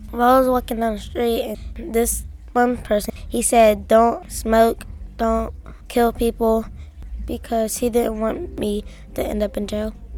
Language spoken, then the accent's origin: English; Pittsburgh, Pennsylvania, United States; also born or lived in Oakland, Pittsburgh; I am originally from the Hill District, but I live in Oakland